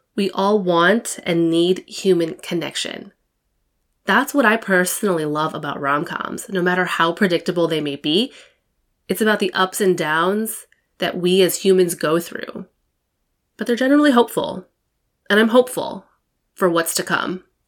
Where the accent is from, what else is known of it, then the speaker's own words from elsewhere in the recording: United States; I'm Taiwanese American. My parents were born in Taiwan and immigrated to the U S in the seventies